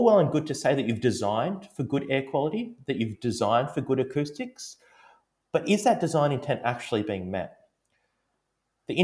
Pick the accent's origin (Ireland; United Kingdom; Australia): Australia; Melbourne, Victoria; my hometown in Melbourne